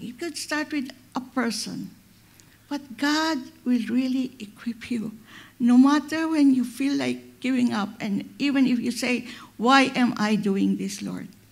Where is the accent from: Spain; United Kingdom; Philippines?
Philippines; I'm a Filipina